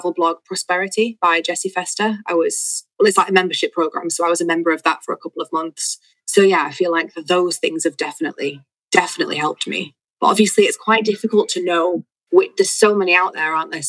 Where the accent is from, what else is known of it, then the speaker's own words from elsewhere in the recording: Manchester, North West England, United Kingdom; moved away as an adult; now in Valencia, Spain; I'm from Manchester